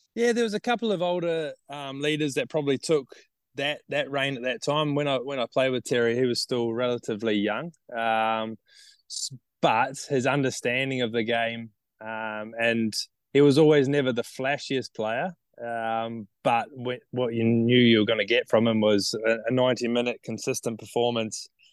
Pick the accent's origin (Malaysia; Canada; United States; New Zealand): New Zealand; Nelson; moved away as an adult; now in Townsville, Australia; I grew up in Nelson.